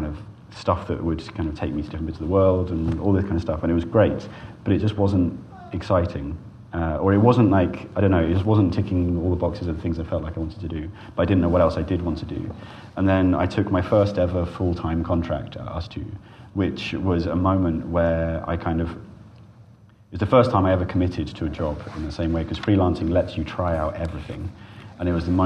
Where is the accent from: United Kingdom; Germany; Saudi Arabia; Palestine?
United Kingdom; Cornwall, South West England; when I was a kid, I grew up in Cornwall.